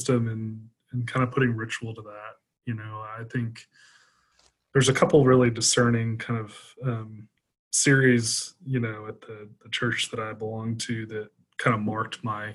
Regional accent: the South, United States; I grew up in the South and as an American

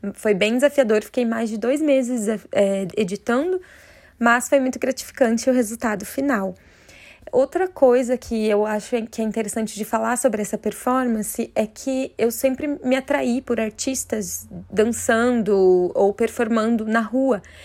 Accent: Curitiba, Paraná, Brazil; eu sou de Curitiba, no Paraná

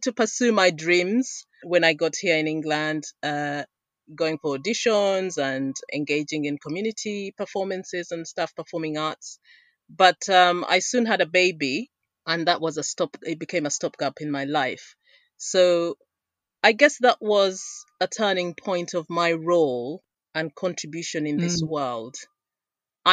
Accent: Uganda; moved away; I was born and raised in Uganda.

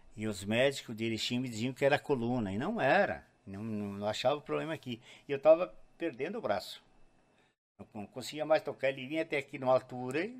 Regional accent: Gaúcho, Rio Grande do Sul, Brazil; eu sou gaúcho mesmo

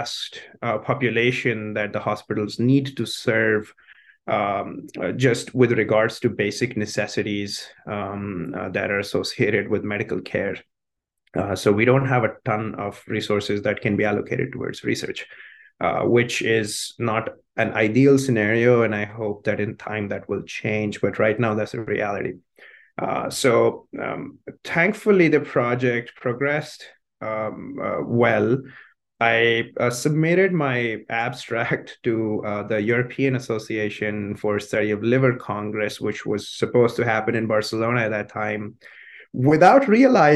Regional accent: Chandigarh, India; moved away as an adult; also born or lived in Minnesota, United States; now in United States; It's Chandigarh is the city. That's where I grew up

